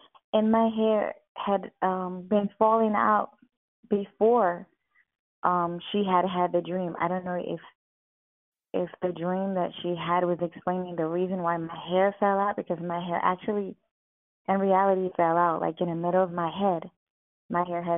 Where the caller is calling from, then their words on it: Virginia, United States; I'm calling from Virginia, Fort Smith, Virginia, okay. The U.S.